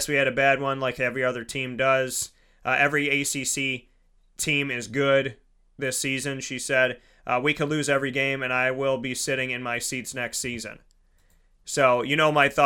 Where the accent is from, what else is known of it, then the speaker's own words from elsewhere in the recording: Syracuse, New York, United States; I was born and raised in Syracuse, New York